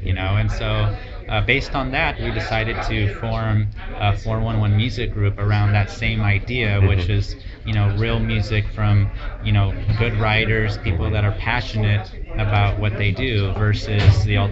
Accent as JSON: {"language": "English", "town": "Los Angeles", "region": "California", "country": "United States", "tie": "born or raised there", "said": "I was raised in like East LA, kind of the ghetto"}